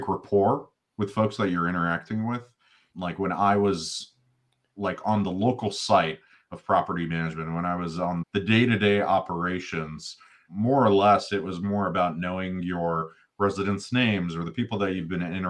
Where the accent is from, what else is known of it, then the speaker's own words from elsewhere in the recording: St. Louis, Missouri, United States; now in Kansas City, United States; I'm originally from St. Louis, but I don't claim St. Louis. I claim Kansas City